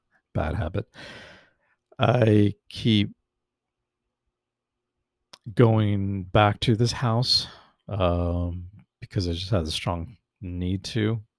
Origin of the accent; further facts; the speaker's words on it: California, United States; I grew up mostly in the San Fernando Valley, which is in the Los Angeles County.